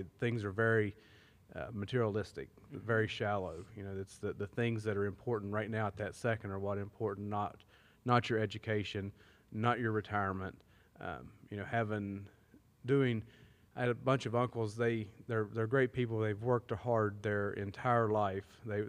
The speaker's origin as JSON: {"language": "English", "town": "Sissonville", "region": "West Virginia", "country": "United States", "tie": "born or raised there", "said": "I grew up on the other side of Wolf Pen"}